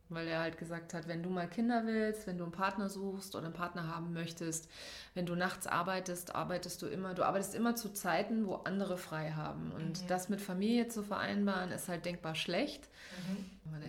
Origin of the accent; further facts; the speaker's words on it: Saarland, Germany; also born or lived in Hanau; Ich bin im Saarland aufgewachsen.